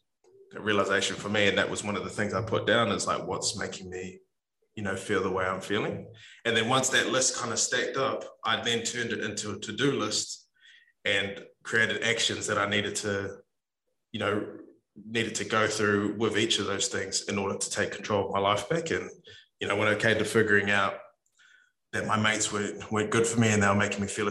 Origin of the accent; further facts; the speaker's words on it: New Zealand; us as Kiwi men